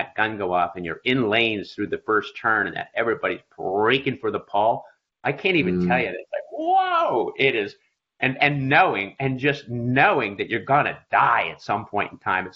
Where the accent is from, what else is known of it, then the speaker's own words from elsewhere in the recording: Philadelphia, Pennsylvania, United States; I grew up in Philadelphia on the East Coast, and I was a 12-year-old